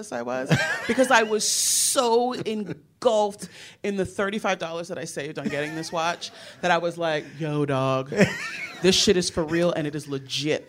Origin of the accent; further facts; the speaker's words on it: New Jersey, United States; moved away; also born or lived in Newark / Edison / North Carolina; I'm from Jersey